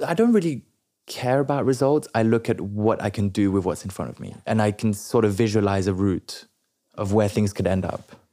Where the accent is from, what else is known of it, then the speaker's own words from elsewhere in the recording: London, United Kingdom; first language French; English is a second language; also born or lived in Paris, France / Biarritz, France; I grew up in London from the age of six